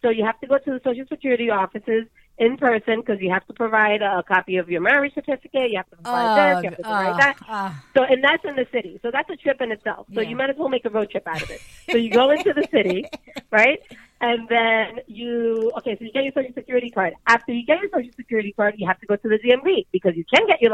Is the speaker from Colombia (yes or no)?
yes; Colombia; moved away; I'm from Colombia